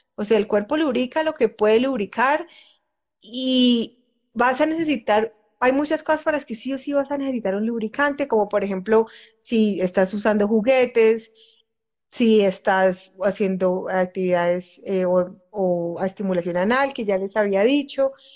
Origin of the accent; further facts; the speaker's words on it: Colombia; A nosotras, usualmente a las mujeres que crecimos o que hemos crecido en, culturas como la colombiana